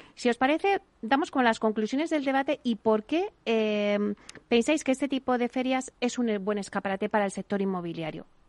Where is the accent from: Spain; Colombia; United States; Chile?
Spain; Alcalá de Henares, Community of Madrid; yo que soy de Alcalá